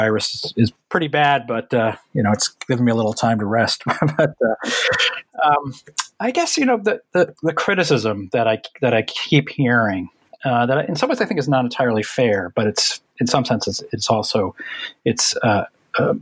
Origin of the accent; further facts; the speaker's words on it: Connecticut, United States; moved away as an adult; also born or lived in New Jersey; I grew up in Connecticut